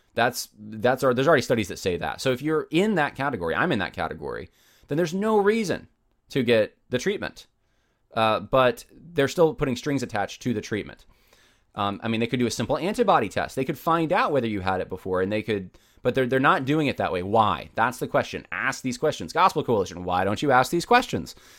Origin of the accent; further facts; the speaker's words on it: United States; I'm an American